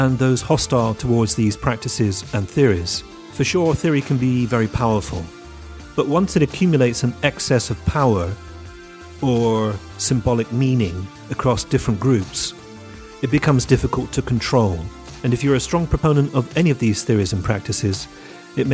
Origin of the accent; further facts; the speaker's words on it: United Kingdom; now in Italy; I'm a Brit